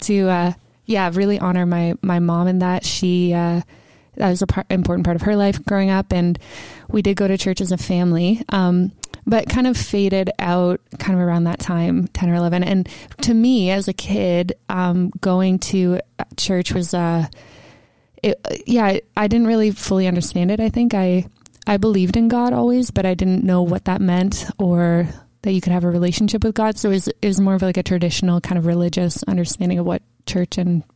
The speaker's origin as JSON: {"language": "English", "town": "Mississauga", "region": "Ontario", "country": "Canada", "tie": "born or raised there", "also_born_or_lived": "Toronto", "lives_now": "Peterborough, Canada", "said": "I was born in Toronto, grew up in Mississauga, and lived there most of my life until I went to university here in Peterborough."}